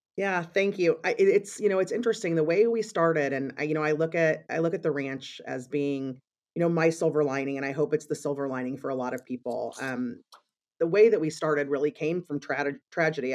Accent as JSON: {"language": "English", "region": "Missouri", "country": "United States", "tie": "born or raised there", "moved": "as an adult", "lives_now": "Chicago, United States", "said": "I grew up in Missouri and came to Chicago when I, um, decided to study at Northwestern University"}